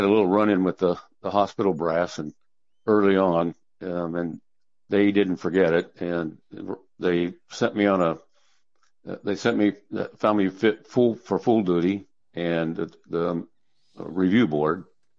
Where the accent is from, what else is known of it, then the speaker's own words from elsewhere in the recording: Missouri, United States; I grew up in Missouri, and I joined the Navy in 1968, and spent about 3 years in the Navy.